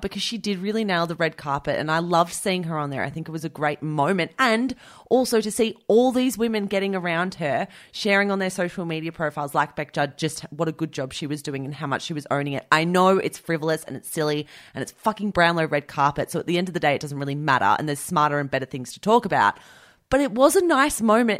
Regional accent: Australia; as an Australian listener

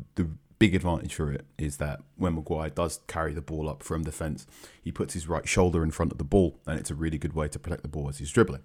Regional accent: London, United Kingdom; accent: English; now in Manchester, United Kingdom; I was born in London. I ca, I live in Manchester now

